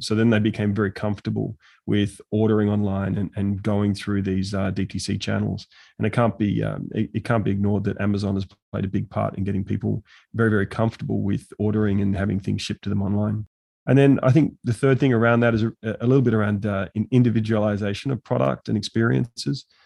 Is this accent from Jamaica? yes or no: no; Australia; now in Abu Dhabi, United Arab Emirates; I'm from Australia